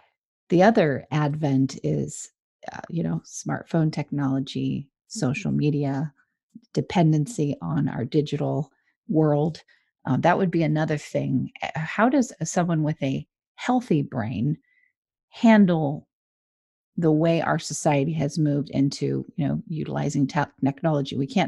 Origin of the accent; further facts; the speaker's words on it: Southern California, United States; moved away; I love that you're in my home state, Southern California.